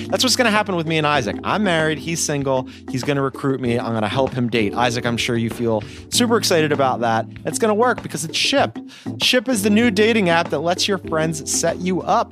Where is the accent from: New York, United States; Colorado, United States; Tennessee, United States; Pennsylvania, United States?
Pennsylvania, United States; Philadelphia; moved away; I'm from Philly